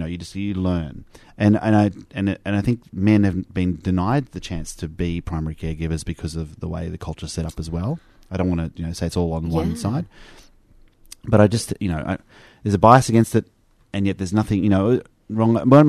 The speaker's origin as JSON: {"language": "English", "country": "Australia", "said": "Because you're Australian by descent and we're both Australian, so he was naturalised then."}